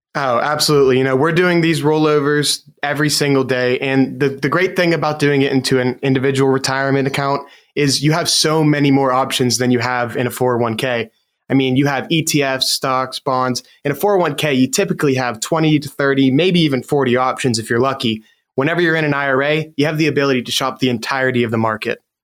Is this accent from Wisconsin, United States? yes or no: no; Western Pennsylvania, United States; I've been born in Western Pennsylvania, and I've I've lived here my entire life.